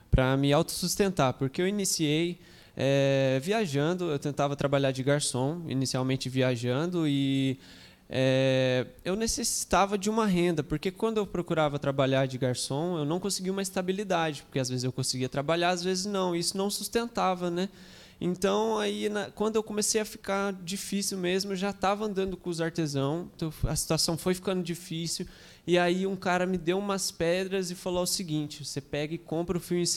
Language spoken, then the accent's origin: Portuguese; São José, Brazil; also born or lived in Arembepe, Bahia; nascido e criado em São José.